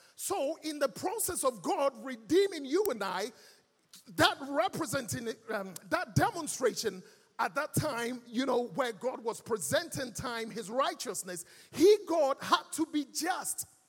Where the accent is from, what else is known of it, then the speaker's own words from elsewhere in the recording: Ghana; accent: Ghanaian; moved away; also born or lived in London; I was born and raised in our lovely mother Ghana. And I grew up here in Ghana